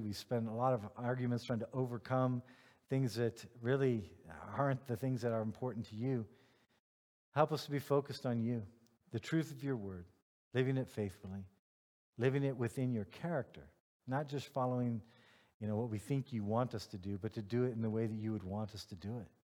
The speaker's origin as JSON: {"language": "English", "country": "United States", "moved": "yes", "lives_now": "Germany", "said": "I'm a white American male"}